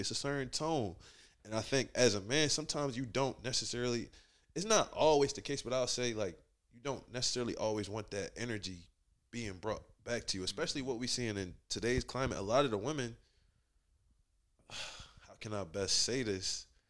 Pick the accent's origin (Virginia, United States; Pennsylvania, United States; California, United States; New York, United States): Pennsylvania, United States; Philadelphia; moved away as an adult; now in Atlanta, United States; growing up in Philly, I think I was in elementary school